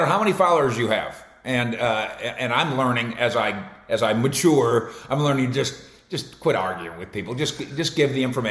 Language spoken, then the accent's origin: English; Minnesota, United States; moved away as an adult; also born or lived in Denver / San Francisco; now in Dallas, United States; I grew up in Minnesota